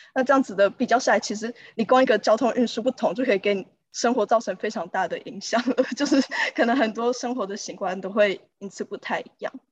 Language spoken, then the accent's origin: Chinese; Taiwan; moved away as an adult; also born or lived in San Francisco, United States; now in London, United Kingdom; 我从出生到高中都是读台湾的体制的